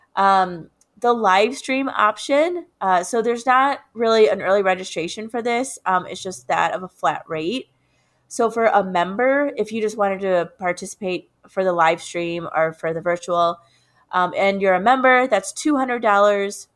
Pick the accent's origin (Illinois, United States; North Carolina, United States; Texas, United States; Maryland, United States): Illinois, United States; Chicago; moved away as an adult; now in Albuquerque, United States; my hometown of Chicago